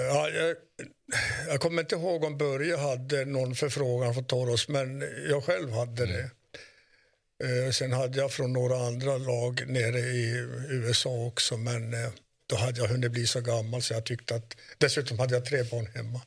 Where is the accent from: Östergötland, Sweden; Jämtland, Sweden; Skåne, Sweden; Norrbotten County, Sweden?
Norrbotten County, Sweden; Kiruna; är vi uppvuxna i Kiruna, inte i Salmi